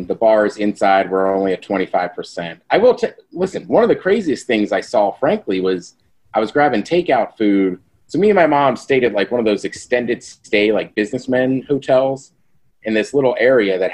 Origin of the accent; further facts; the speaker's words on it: College Park, Maryland, United States; moved away; also born or lived in Spokane; I grew up in College Park